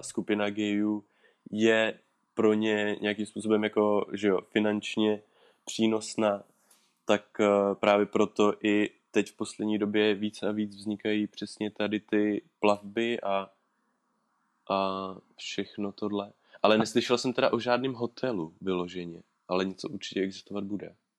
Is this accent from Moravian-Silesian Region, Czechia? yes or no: no; Orlické hory, Hradec Králové Region, Czechia; v Orlických horách, odkud, odkud pocházím